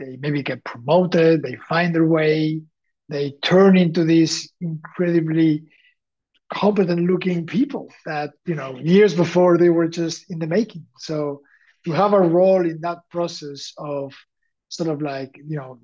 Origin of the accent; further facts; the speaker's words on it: Valencian Community, Spain; moved away; also born or lived in Xàbia; I am from Spain, and I am from the east, from the region called Valencia